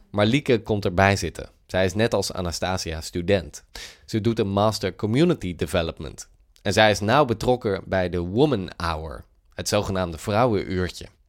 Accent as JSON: {"language": "Dutch", "country": "Netherlands", "said": "wij hebben als Nederlanders natuurlijk eh, een samenleving die heel pluriform is"}